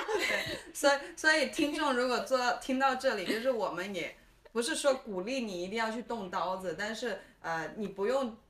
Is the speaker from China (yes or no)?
yes; China; moved away; also born or lived in Shenzhen / Hong Kong / United States; 我自己是大陆出生，深圳念过一段书，香港也念过书，然后工作过一小段时间